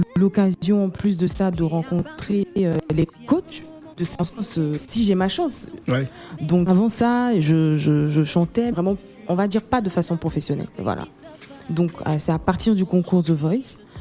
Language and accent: French; Côte d’Ivoire; je suis ivoirienne